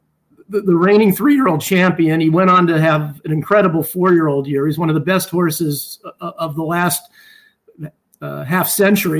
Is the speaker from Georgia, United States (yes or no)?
no; Los Angeles, California, United States; I grew up in the San Fernando Valley in the LA area